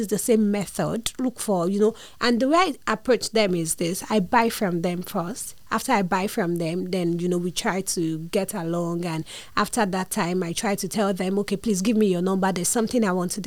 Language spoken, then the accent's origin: English; Lagos, Nigeria; I'm from a family of four, and I grew up in Lagos